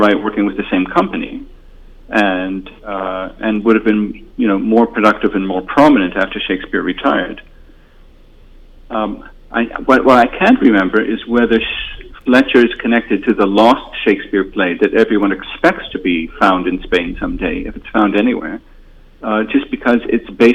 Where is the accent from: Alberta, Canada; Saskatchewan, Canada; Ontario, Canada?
Ontario, Canada; Toronto; moved away; I'm from Toronto originally, and I still listen to CBC Radio